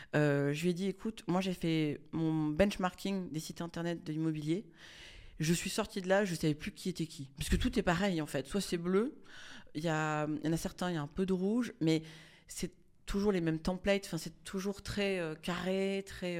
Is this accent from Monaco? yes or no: yes; Monaco; je suis née à Monaco